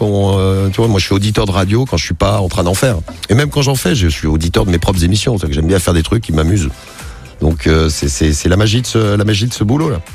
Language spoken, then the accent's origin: French; Roche-la-Molière, Auvergne-Rhône-Alpes, France; moved away as an adult; also born or lived in Firminy / Saint-Étienne; now in Paris, France; J'habite à, Roche-la-Molière et sinon je suis né à Firmini, je suis un aplou